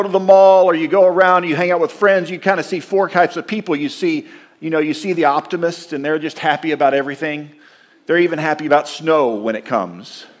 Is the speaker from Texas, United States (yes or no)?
yes; Texas, United States; moved away as an adult; now in Minnesota, United States; why would you leave Texas and move north?